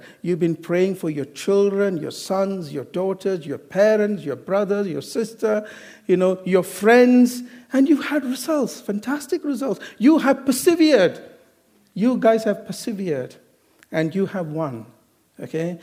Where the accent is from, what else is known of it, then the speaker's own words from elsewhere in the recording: Kerala, India; now in United Kingdom; I'm not from Goa, I'm from Kerala.